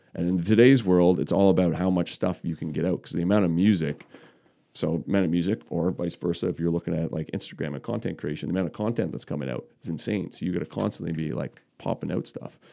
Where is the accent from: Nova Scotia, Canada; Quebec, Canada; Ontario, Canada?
Nova Scotia, Canada; Cape Breton, Margaree Valley; I grew up in Cape Breton. So, um, I grew up in Marguerite Valley.